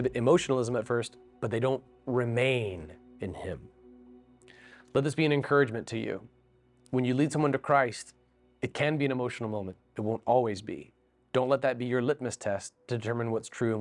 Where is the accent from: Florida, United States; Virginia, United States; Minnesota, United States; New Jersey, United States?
Florida, United States; now in Seattle, United States; I grew up in Florida, get over 100 degrees for multiple days on end